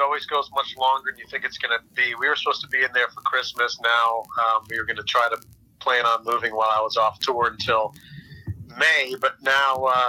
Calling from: Orlando, Florida, United States; I'm in Orlando, Florida.

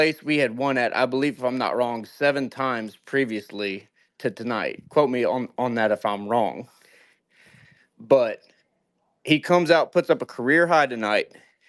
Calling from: St. Louis, Missouri, United States; I'm calling you from St. Louis, Missouri

